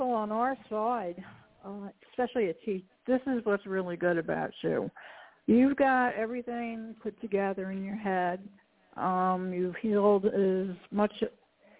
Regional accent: New York, United States; moved away; I came from New York, bad school and whatever, bad everything

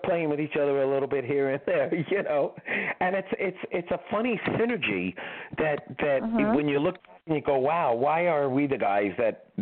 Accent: New York City, New York, United States; also born or lived in Bronx, New York / Florida; I was born in Manhattan.

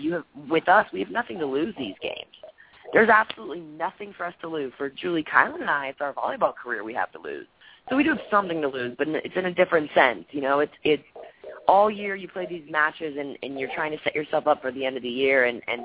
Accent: Austin, Texas, United States; my friends play for Texas, and it's my hometown team

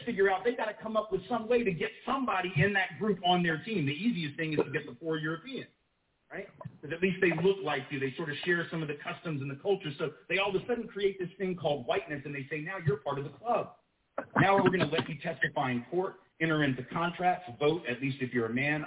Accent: the South, United States

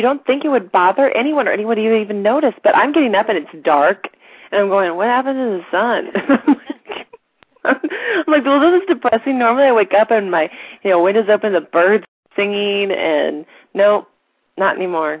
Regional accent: St. Louis, Missouri, United States; moved away; we're from St. Louis, so our whole family's still in St. Louis.

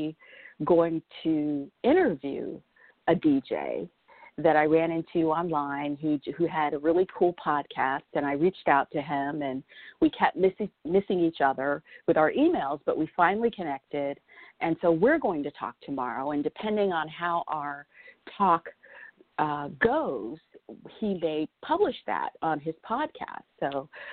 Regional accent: Southwest, United States; now in Florida, United States; I grew up in the Southwest. So I grew up around horses.

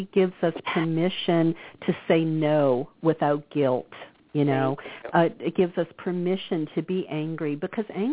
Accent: the South, United States; When I grew up in the South

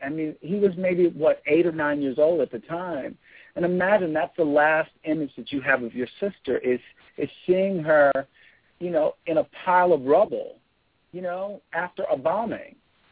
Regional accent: Birmingham, Alabama, United States; I'm from Birmingham, Alabama, and I was actually born in 1963

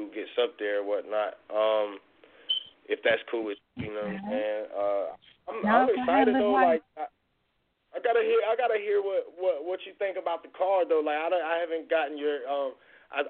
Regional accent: Wilson, United States; I'm from Wilson

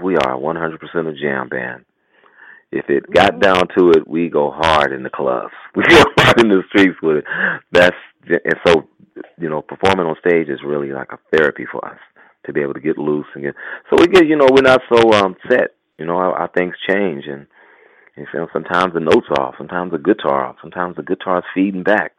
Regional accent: Oakland, California, United States; Growing up in Oakland in those times

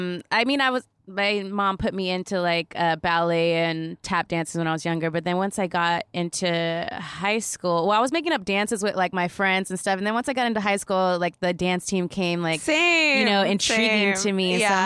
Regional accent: Orange County, California, United States; I'm from Orange County, California.

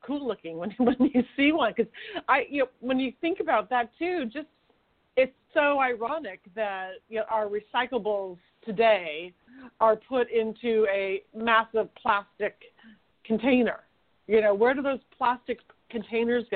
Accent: Sacramento, California, United States; now in Manhattan Beach, United States; I'm from Sacramento

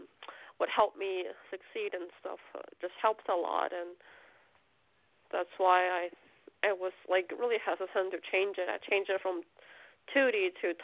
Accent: China; born there; That I was born in China.

